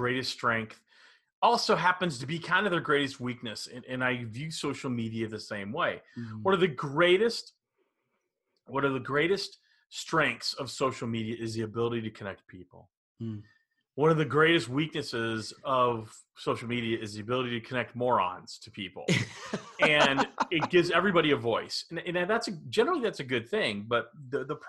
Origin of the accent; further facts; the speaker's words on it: Dallas, Texas, United States; I grew up in Dallas